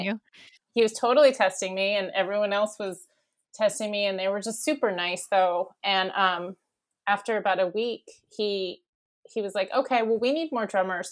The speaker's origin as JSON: {"language": "English", "area": "Bay Area", "region": "California", "country": "United States", "tie": "born or raised there", "also_born_or_lived": "Daly City, California", "said": "I grew up here in the Bay Area. So I was born in uh, Daly City and then grew up in the peninsula, which is near the airport."}